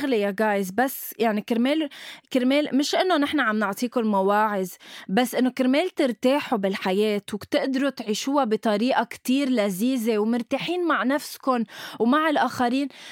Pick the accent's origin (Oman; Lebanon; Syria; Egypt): Lebanon; نحن عنا شي بلبنان